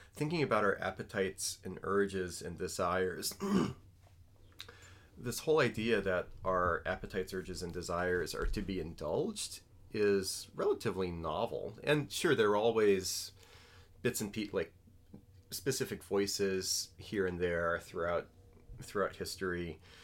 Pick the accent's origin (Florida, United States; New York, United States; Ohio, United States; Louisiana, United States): Louisiana, United States; New Orleans; I'm from New Orleans